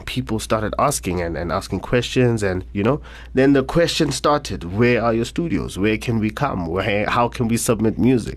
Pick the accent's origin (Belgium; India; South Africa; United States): South Africa; Soweto, Gauteng; born and raised in Soweto, Orlando West, to be specific